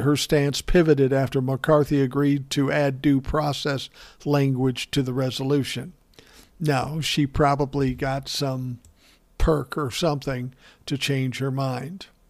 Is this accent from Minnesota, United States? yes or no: yes; Minnesota, United States; my home state's representative, Ilhan